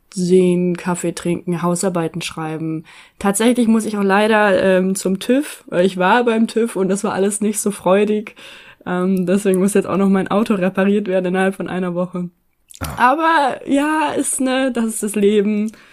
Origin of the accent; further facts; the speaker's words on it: East Frisia, Lower Saxony, Germany; moved away; ich bin hier in Ostfriesland aufgewachsen